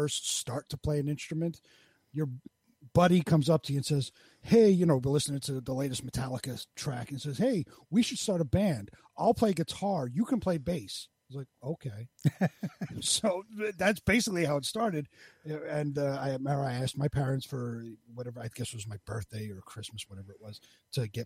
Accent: New York City, New York, United States; I'm born and bred in Queens, New York. Never moved out anywhere, stayed in basically the same neighborhood my whole

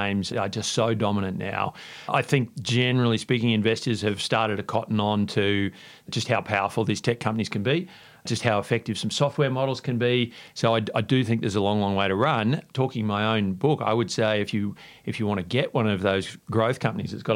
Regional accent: Queensland, Australia; moved away; also born or lived in New York / London; I grew up in Queensland

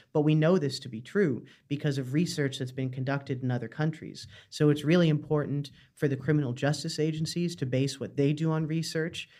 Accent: Canada; moved away as an adult; now in Dublin, Ireland; I'm from Canada originally, but I've lived in Ireland about five years now

